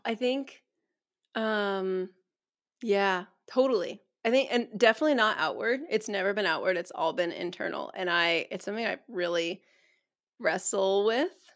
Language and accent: English; San Diego, California, United States; I was eight when we moved to San Diego from NorCal